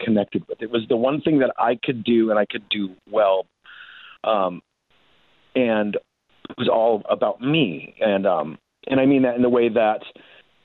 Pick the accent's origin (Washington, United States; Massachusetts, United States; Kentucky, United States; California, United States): Washington, United States; Puyallup; also born or lived in Seattle; I grew up in Puyallup, which is, I know it's kind of a hard word to say. It's about an hour south, that's where I'm at now.